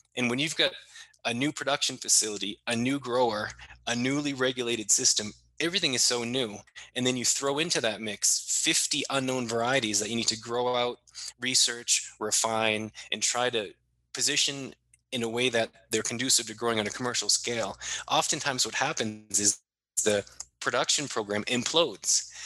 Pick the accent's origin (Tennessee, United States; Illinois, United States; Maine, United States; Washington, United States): Maine, United States; my home state of Maine